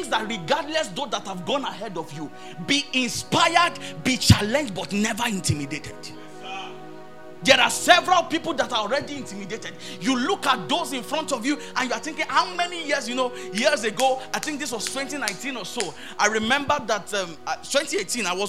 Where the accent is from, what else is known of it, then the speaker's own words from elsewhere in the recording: Akure, Ondo, Nigeria; I came from Akure